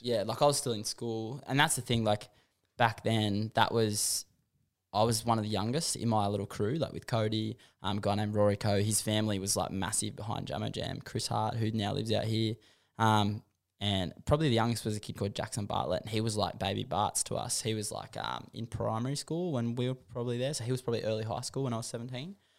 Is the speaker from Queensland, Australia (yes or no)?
no; Warragamba, New South Wales, Australia; growing up in Warragamba